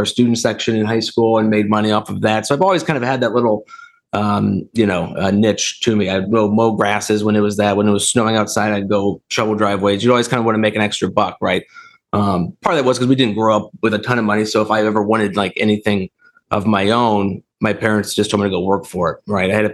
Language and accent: English; Dayton, Ohio, United States; also born or lived in Akron, Ohio; now in Columbus, United States; I grew up in Dayton, Ohio, lived there until I went to college